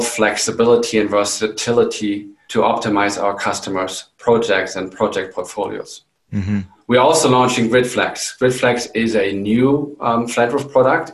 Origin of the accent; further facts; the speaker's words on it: Germany; moved away as an adult; also born or lived in England; now in New Mexico, United States; I am originally from Germany